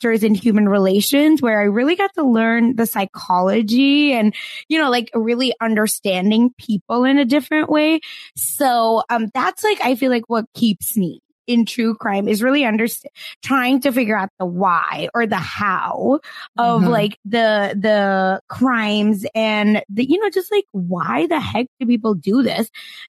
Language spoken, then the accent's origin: English; Broken Arrow, Oklahoma, United States; You know, much like Kristen Chenoweth, I am from Broken Arrow, but have no connection to anything related